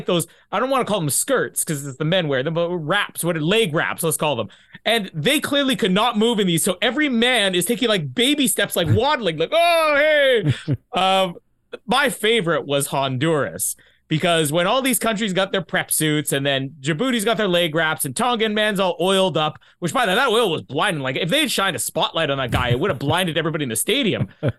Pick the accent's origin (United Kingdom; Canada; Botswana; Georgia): Canada; I'm Canadian. We tuck nothing in.